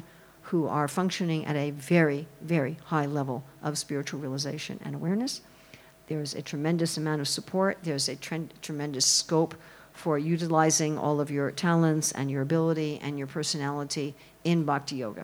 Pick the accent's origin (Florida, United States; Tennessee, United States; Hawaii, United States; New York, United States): New York, United States; New York City; I'm sure you can tell I'm an American. I'm sure you can tell that in the first 30 seconds of my talk from New York City.